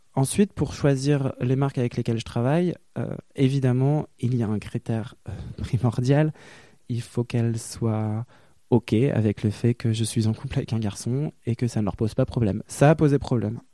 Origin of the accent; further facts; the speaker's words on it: Lille, Hauts-de-France, France; moved away as an adult; also born or lived in Brussels, Belgium; now in Paris, France; j'ai grandi à Lille, dans un milieu bourgeois